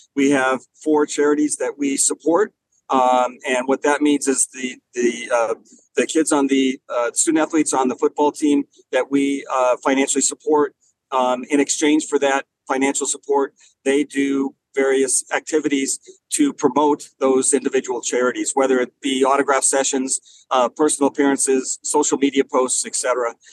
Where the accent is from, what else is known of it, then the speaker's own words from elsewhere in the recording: Los Angeles, California, United States; moved away; I grew up in Los Angeles, but my mom was from from the Denver area